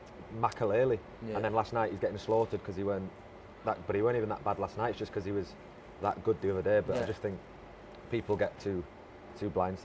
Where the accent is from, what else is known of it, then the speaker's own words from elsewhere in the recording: England, United Kingdom; Mate, I'm English